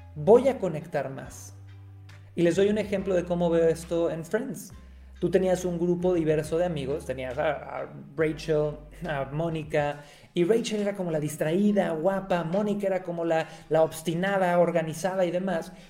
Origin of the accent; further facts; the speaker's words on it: Cancún, Quintana Roo, Mexico; yo nací en Cancún, México